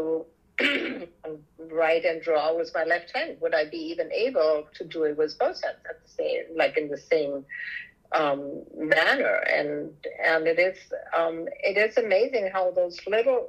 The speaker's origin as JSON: {"language": "English", "country": "Germany", "tie": "born or raised there", "moved": "yes", "said": "growing up in Europe, in Germany"}